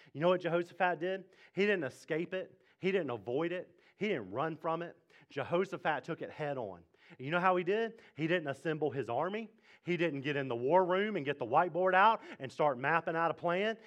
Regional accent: Mississippi, United States; now in Fredericksburg, United States; I am from Mississippi.

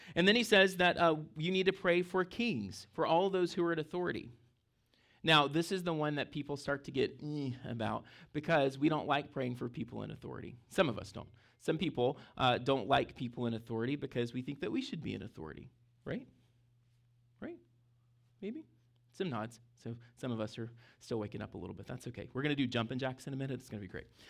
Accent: Mississippi, United States; now in Fredericksburg, United States; I grew up in Mississippi, I was your tic-, typical barefoot Mississippi kid

